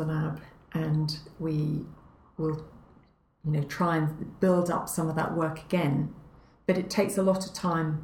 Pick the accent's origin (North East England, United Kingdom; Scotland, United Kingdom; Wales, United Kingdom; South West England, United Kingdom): North East England, United Kingdom; Northumberland; moved away; also born or lived in Canada; I grew up, my best growing up was in Northumberland.